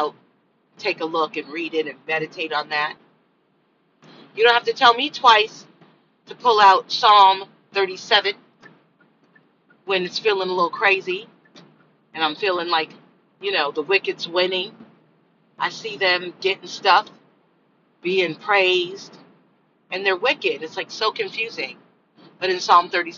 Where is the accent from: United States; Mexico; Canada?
United States; I'm American. I'm an American angel. That's where I was born. Here.